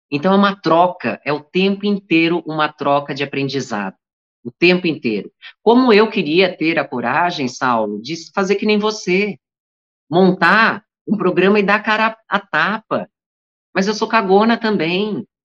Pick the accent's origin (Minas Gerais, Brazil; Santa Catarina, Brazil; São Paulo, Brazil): Santa Catarina, Brazil; moved away; Eu vim de Santa Catarina com sotaque carregado. Eu, quando eu volto para lá, eu demoro uns dois dias para voltar a falar sem sotaque.